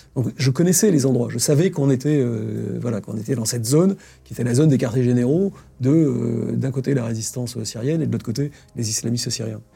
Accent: France; en tant que Français

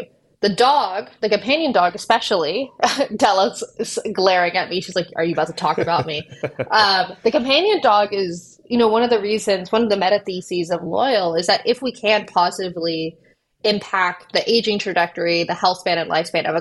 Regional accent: Austin, Texas, United States; moved away as an adult; also born or lived in Oxford, United Kingdom / San Francisco; I grew up in Austin

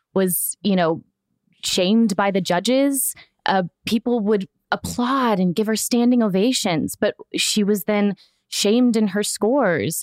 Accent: Florida, United States; I'm from Florida

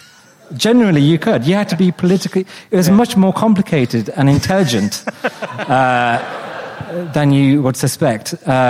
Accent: Wolverhampton, West Midlands, United Kingdom; if you're growing up in Wolverhampton, you don't get many opportunities to work in the media

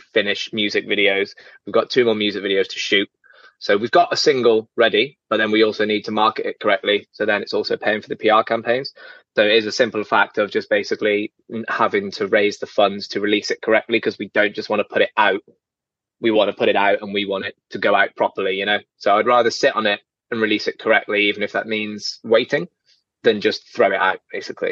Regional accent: Birmingham, West Midlands, United Kingdom; I'm from Birmingham.

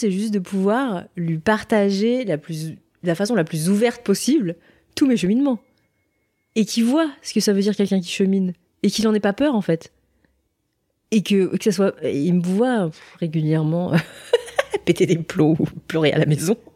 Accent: Seoul, South Korea; born there; moi je suis née à Séoul, donc à la capitale au nord.

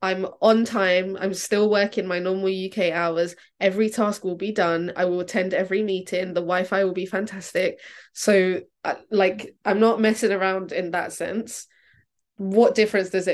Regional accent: Brazil; moved away; because I'm from Brazil

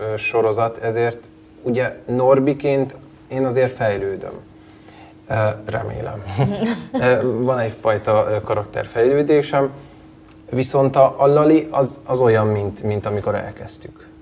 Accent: Abasár, Heves, Hungary; moved away as an adult; now in Budapest, Hungary; jó módú családban nőttem fel, Abasáron, egy, egy kis faluban, Heves megyében.

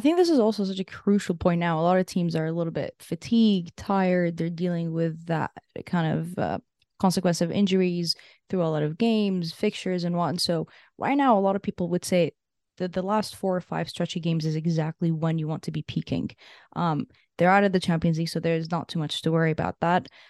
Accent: Canada; as a Canadian

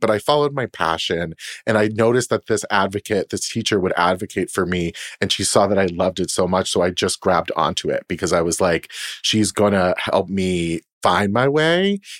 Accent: Boston, Massachusetts, United States; moved away as an adult; also born or lived in Poughkeepsie, New York / New York City; I'm from Boston. I was born and raised there

